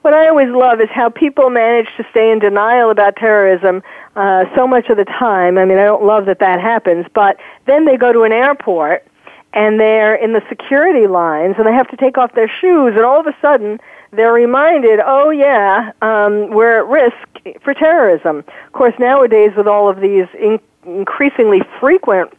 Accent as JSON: {"language": "English", "region": "New York", "country": "United States", "tie": "born or raised there", "said": "I was born and raised in New York"}